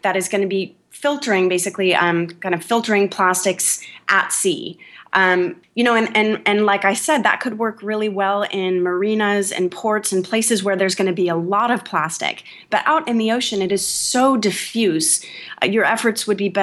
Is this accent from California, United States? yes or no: yes; California, United States; I'm from California